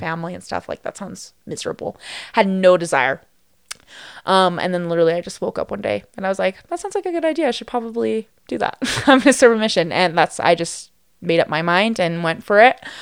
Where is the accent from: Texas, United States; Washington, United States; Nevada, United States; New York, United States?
Nevada, United States; Las Vegas; also born or lived in Henderson, Nevada; growing up in Las Vegas